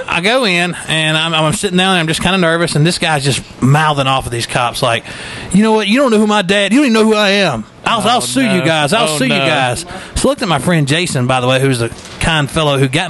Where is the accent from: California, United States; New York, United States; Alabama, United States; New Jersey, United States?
Alabama, United States; Grove Hill; I'm from Grove Hill, you know, from the country